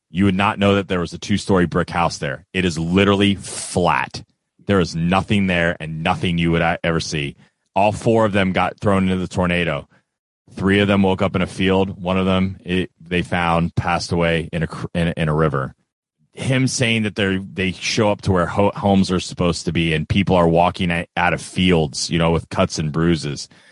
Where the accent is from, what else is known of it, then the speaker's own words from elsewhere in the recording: Florida, United States; now in Kentucky, United States; I'm from Florida. I do live in Kentucky. I've lived in Kentucky for a long time